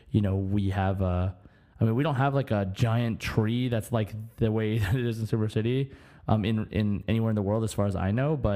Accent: Germany; born there; I want to go to Mondstadt because I was born in Germany.

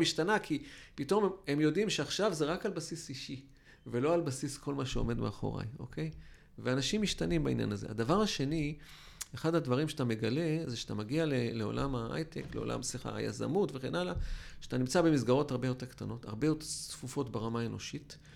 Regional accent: Israel

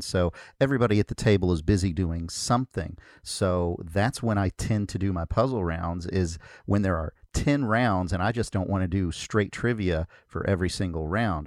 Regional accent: Kentucky, United States; I'm from Kentucky

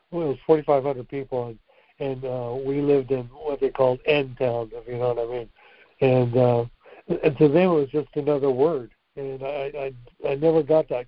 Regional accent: Texas, United States; I grew up in Texas

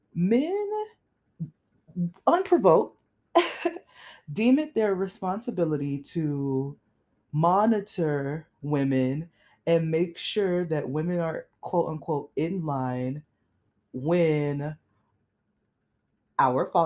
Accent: South Florida, United States; I grew up in South Florida

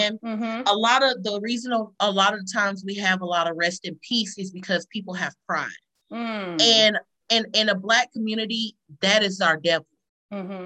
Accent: Columbus, Georgia, United States; In the city we live in, we're from Columbus, Georgia

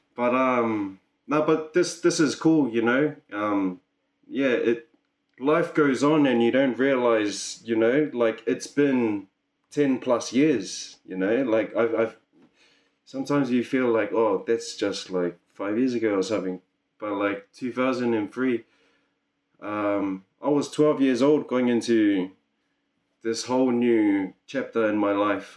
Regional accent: Auckland, New Zealand; now in Gold Coast, Australia; am from Auckland, New Zealand

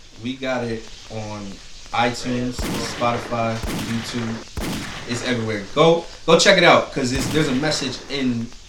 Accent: Port Chester, New York, United States; Portchester, New York.

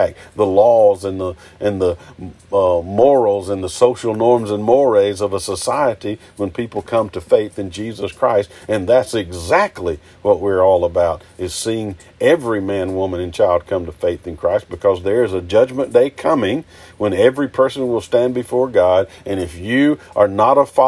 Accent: United States; here in this country, as an American

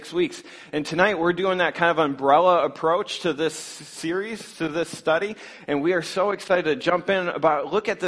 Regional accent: Scottville, Michigan, United States; Northern Michigan, I come from the Scottville area, so we can speak a little bit of the same language

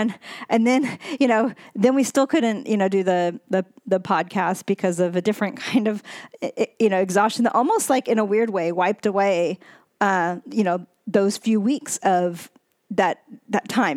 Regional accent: United States; I was born in America

